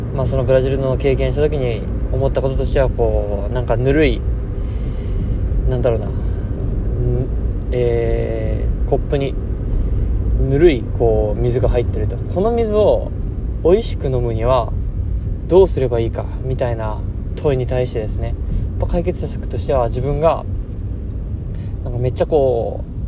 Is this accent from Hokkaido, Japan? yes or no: no; Okayama, Japan; now in Goto, Japan; 気温だけ見ると、僕の実家の方が、あのー、零度とか、氷点下マイナス一、二度行ってたんで、気温だけだと、やっぱうん、岡山の方が寒かったな